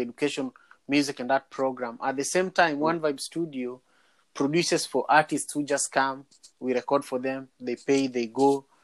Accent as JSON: {"language": "English", "country": "Kenya", "moved": "yes", "said": "I'm from Manyata"}